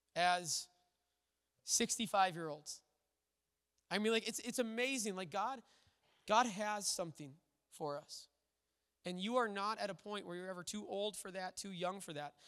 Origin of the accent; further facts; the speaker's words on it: Little Falls, Minnesota, United States; the church I grew up in Little Falls